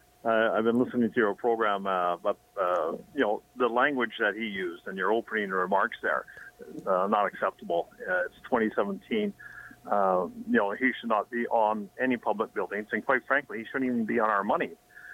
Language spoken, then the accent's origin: English; Canada; I'm a Canadian.